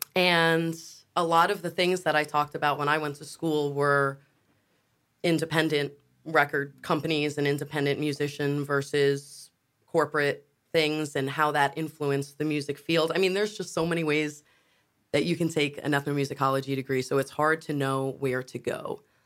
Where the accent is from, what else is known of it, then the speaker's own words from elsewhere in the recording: New York, United States; now in Wilmington, United States; we're from New York, and when my mom moved down first and she settled moving to North Carolina